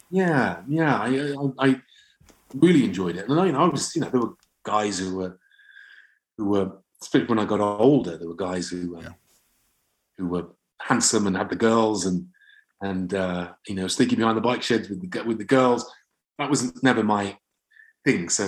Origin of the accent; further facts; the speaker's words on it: England, United Kingdom; I thought I'm, I'm English. So I, I think I didn't differentiate